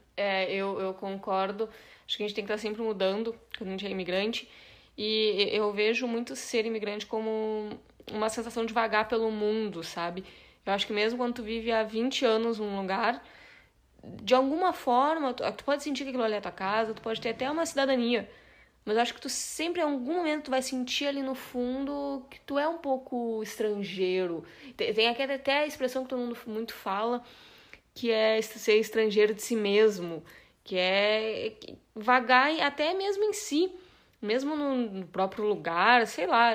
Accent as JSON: {"language": "Portuguese", "country": "Brazil", "said": "sou brasileira"}